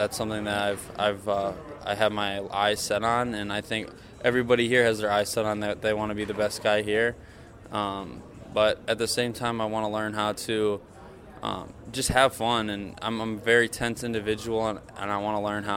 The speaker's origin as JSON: {"language": "English", "area": "near Waukesha", "region": "Wisconsin", "country": "United States", "tie": "born or raised there", "said": "I come from a town out of Waukesha, just out of Milwaukee, which is southeastern Wisconsin."}